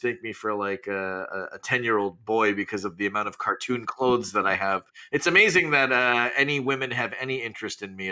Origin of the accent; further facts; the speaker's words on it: Canada; moved away as an adult; now in Los Angeles, United States; growing up in Canada